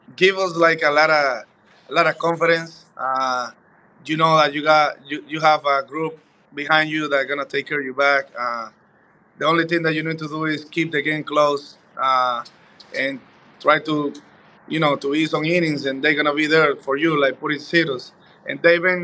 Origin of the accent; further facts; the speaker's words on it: Dominican Republic; moved away; I'm Dominican, man. You know, I'm from the Caribbean, Dominican Republic. So we kind of dance. We grew up, like, dancing everywhere.